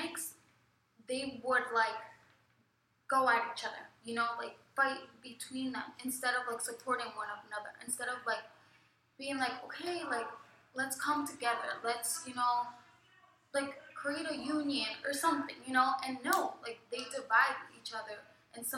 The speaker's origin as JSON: {"language": "English", "town": "Kennett Square", "region": "Pennsylvania", "country": "United States", "said": "I'm from Kennett Square, Pennsylvania."}